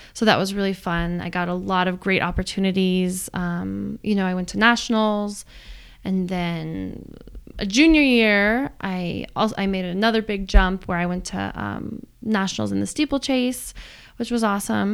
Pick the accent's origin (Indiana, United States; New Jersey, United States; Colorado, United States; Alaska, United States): Colorado, United States; Boulder; growing up in Boulder